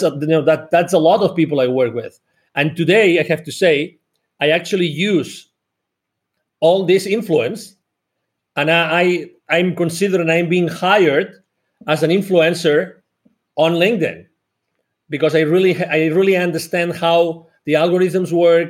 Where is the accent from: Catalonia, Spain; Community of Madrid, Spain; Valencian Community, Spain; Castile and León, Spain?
Catalonia, Spain; Barcelona; moved away as an adult; now in United States; I'm originally from Barcelona in Spain, although I live in the US. I've lived here for more than 10 years.